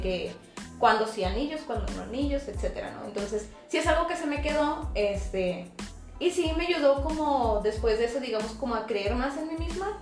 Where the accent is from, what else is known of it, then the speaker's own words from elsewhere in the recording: Monclova, Coahuila, Mexico; moved away as an adult; Soy pues de esa ciudad, estoy viviendo aquí hace siete años